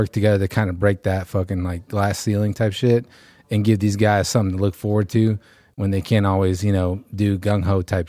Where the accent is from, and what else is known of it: Houston, Texas, United States